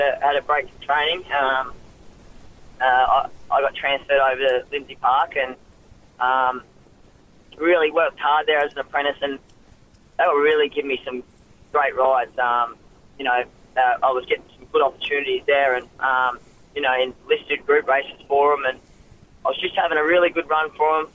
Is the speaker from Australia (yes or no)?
yes; Ipswich, Queensland, Australia; moved away as an adult; now in Sydney, Australia; I was born in Queensland, um, um, Ipswich, Queensland.